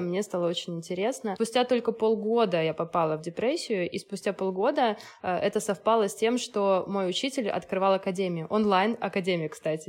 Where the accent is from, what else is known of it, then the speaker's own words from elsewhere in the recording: Minsk, Belarus; moved away as an adult; also born or lived in Moscow; Раньше я работала в Минске. Я из Минска, из Беларуси.